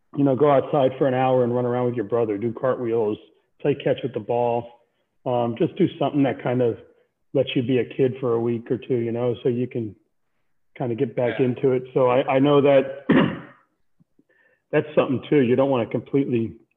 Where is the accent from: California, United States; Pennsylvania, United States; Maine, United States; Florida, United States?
Florida, United States; Miami; I was born and raised in South Florida